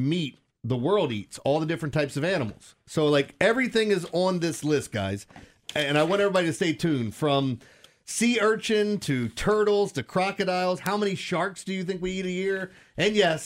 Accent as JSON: {"language": "English", "town": "Middle River", "region": "Maryland", "country": "United States", "tie": "born or raised there", "said": "I grew up in Middle River."}